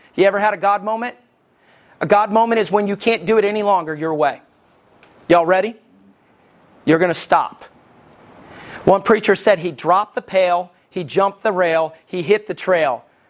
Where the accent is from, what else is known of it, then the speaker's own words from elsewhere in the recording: Somerville, Alabama, United States; also born or lived in Arab, Alabama; I stayed in Somerville